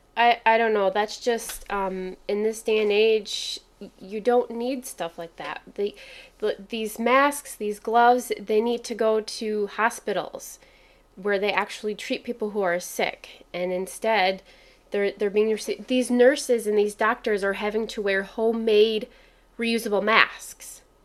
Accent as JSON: {"language": "English", "town": "Kalamazoo", "region": "Michigan", "country": "United States", "tie": "born or raised there", "said": "Growing up in Kalamazoo"}